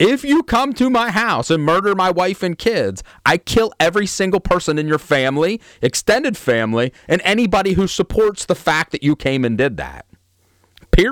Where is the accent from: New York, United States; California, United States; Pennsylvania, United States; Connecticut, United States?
Pennsylvania, United States; Altoona; also born or lived in the South; Altoona. Like I was born and raised here